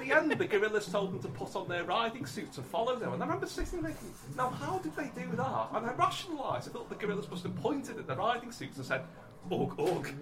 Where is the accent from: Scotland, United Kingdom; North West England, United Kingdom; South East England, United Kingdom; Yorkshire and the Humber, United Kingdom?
North West England, United Kingdom; Liverpool; growing up in Liverpool